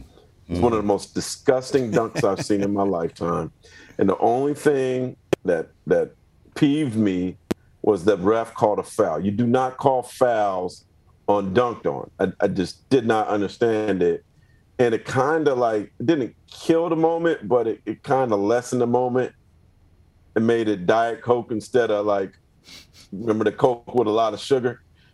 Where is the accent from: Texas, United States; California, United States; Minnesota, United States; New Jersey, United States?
California, United States; Bay Area; when I was a kid growing up in the Bay Area